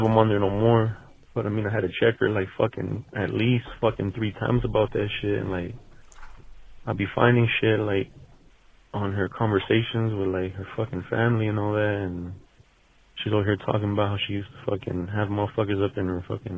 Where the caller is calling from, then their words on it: Las Vegas, Nevada, United States; Hey, what up, Theo? I'm calling from Vegas.